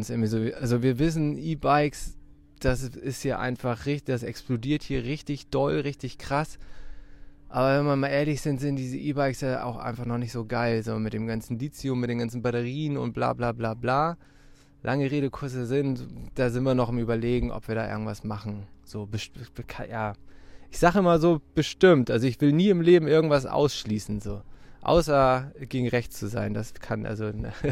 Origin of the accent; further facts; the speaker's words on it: Meldorf, Schleswig-Holstein, Germany; moved away as an adult; Also ich bin auch aus Meldorf irgendwie so und habe jetzt nur die letzten 14 Jahre in Hamburg gelebt. Also bin halt wegen der Ausbildung nach Hamburg gegangen. Wir sind ja echt alle irgendwie aus Meldorf also ich bin hier groß geworden an diesem Ort